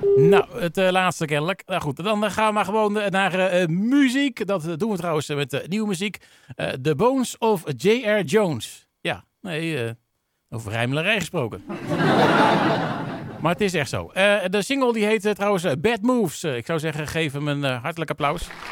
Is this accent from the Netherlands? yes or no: yes; Netherlands